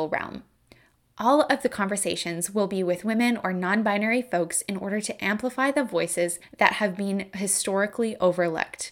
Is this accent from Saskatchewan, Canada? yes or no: yes; Saskatoon, Saskatchewan, Canada; the Saskatoon Symphony Orchestra, my hometown orchestra